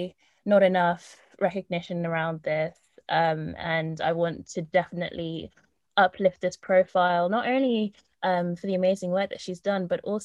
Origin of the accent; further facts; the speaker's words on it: Slough, South East England, United Kingdom; I was born and raised in Slough.